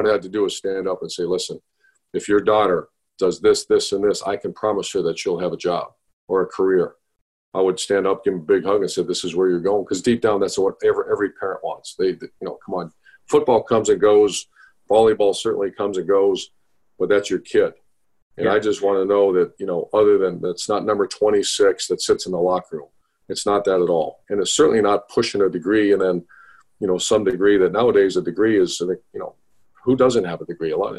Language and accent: English; Ohio, United States; I'm from Ohio, those are my high school coaches. I coached and played in the great state of Ohio